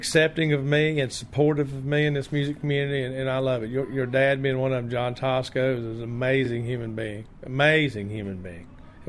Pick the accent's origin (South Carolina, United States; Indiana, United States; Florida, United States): South Carolina, United States; Spartanburg; moved away as an adult; now in Charlotte, United States; I hail from Spartanburg, South Carolina